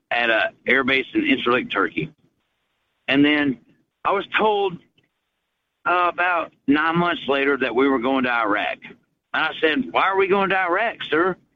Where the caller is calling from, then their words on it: Chattanooga, Tennessee, United States; I'm … from